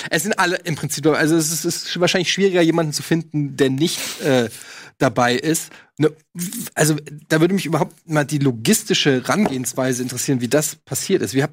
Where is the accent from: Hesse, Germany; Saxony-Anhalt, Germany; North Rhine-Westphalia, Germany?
Hesse, Germany; Frankfurt; weil äh, ich komme aus Frankfurt